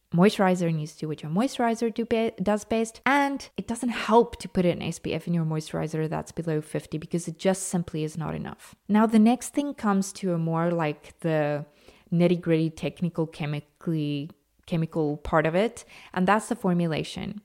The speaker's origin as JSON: {"language": "English", "country": "South Africa", "tie": "born or raised there", "said": "I am natively South African"}